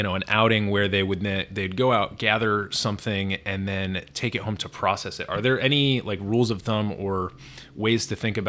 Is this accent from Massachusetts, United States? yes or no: yes; Western Massachusetts, United States; I grew up in Western Mass